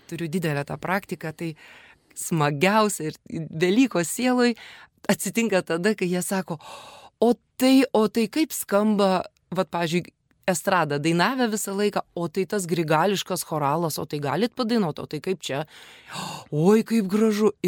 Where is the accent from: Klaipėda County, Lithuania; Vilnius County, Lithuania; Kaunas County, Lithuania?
Kaunas County, Lithuania; Kaunas; Ir užaugau Petrašiūnuose.